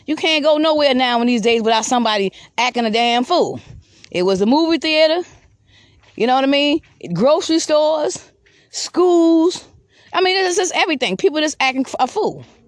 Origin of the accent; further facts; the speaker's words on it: Georgetown, South Carolina, United States; Georgetown, South Carolina, where I'm from. Because that's where I'm from. Georgetown, South Carolina